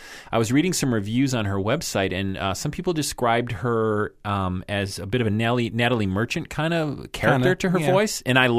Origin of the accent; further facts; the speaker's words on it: New York, United States; I'm from New York. I used to jam in a band years ago.